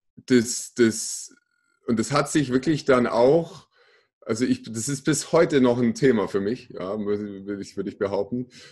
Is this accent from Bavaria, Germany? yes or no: yes; Kaufbeuren, Bavaria, Germany; now in Augsburg, Germany; Ich komme äh, gebürtig aus Kaufbeuren im schönen Ostallgäu, äh, lebe mittlerweile in Augsburg